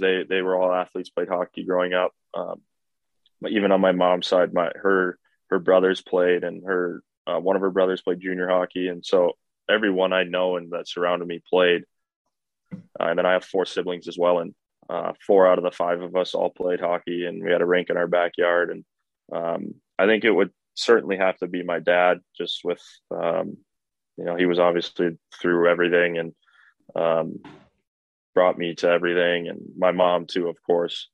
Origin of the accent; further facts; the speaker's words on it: Minnesota, United States; moved away as an adult; growing up in Minnesota